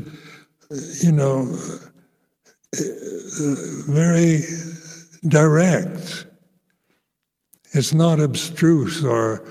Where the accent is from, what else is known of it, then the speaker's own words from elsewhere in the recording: United States; moved away; I grew up with in American Christian family life